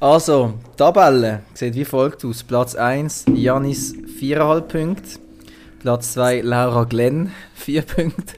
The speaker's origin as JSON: {"language": "German", "country": "Switzerland", "said": "als Schweizer"}